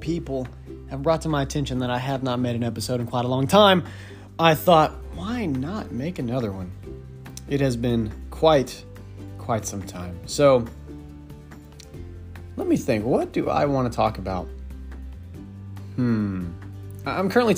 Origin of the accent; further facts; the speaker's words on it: Texas, United States; I'm Texan